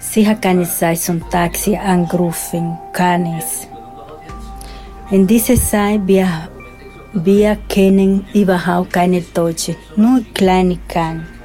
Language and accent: German; Dominican Republic; German is a second language; also born or lived in Switzerland; now in Austria; Ich bin von der Dominikanischen Republik nach Schweiz gekommen und dann hier